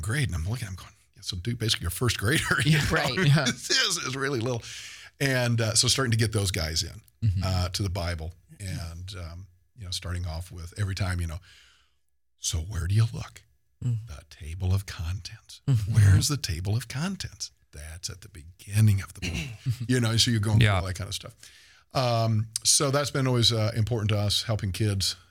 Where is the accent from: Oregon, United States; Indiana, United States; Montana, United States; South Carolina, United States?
Indiana, United States; New Albany; moved away; So I grew up in Southern Indiana, New Albany, right across from Louisville, Kentucky, but, on the good side, on the Indiana side of things